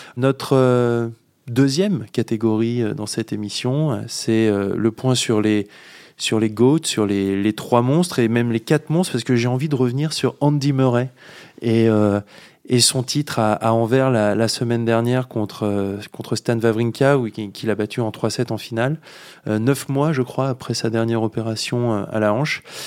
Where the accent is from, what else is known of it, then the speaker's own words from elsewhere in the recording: France; on est français